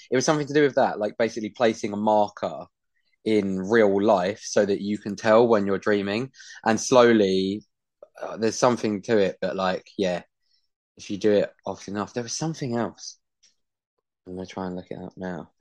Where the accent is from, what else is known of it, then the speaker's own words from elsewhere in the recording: United Kingdom; I'm a Brit